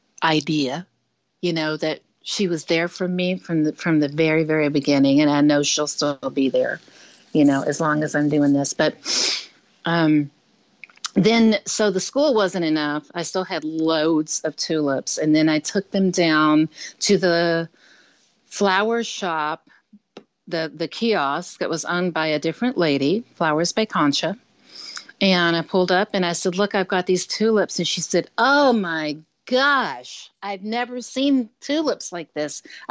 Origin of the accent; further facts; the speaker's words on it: Michigan, United States; now keep in mind, I was coming from Michigan, you know, so we didn't have a flower shop in Michigan